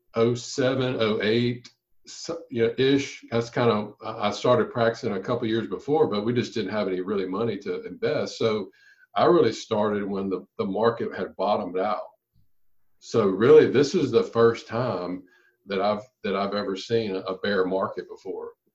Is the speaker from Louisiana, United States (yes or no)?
yes; Louisiana, United States; my hometown in Louisiana